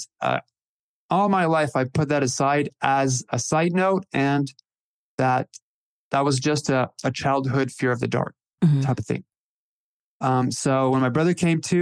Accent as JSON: {"language": "English", "region": "Northern Ontario", "country": "Canada", "tie": "born or raised there", "said": "I was born in 75 and in Northern Ontario, Canada"}